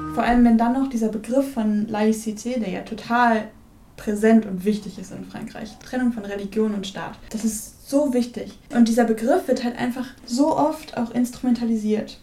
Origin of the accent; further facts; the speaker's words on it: Werl, North Rhine-Westphalia, Germany; in Ferl, da wo ich herkomme